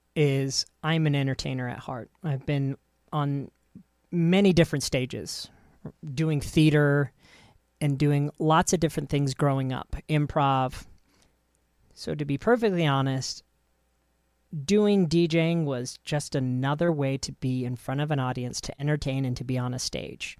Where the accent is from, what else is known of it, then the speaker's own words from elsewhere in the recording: United States; us Americans